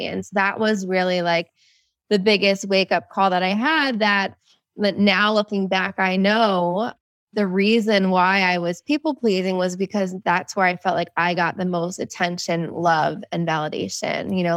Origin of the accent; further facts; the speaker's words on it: New Jersey, United States; I'm from New Jersey